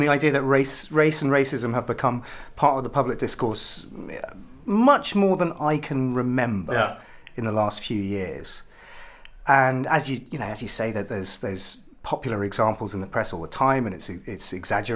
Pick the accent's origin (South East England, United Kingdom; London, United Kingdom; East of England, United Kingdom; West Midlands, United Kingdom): East of England, United Kingdom; Ipswich; I'm also mixed race, which is not really part of my identity because I'm from Ipswich. I'm about as English